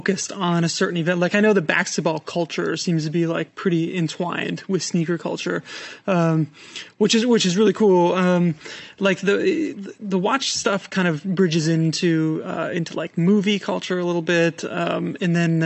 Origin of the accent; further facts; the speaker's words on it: Madison, Wisconsin, United States; moved away; I'm from Madison, as you know, Wisconsin